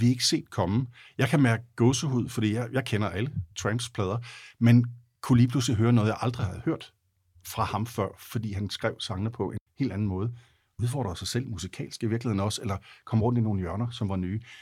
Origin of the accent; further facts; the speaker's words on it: Denmark; jeg er vokset op i Jylland